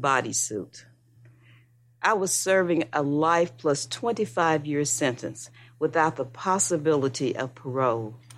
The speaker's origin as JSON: {"language": "English", "town": "Memphis", "region": "Tennessee", "country": "United States", "said": "I'm from Memphis, Tennessee"}